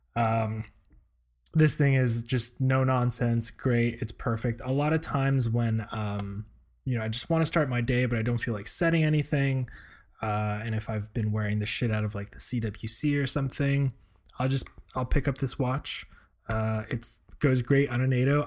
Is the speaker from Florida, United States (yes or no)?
yes; Florida, United States; now in Seattle, United States; proud to be a Florida boy at heart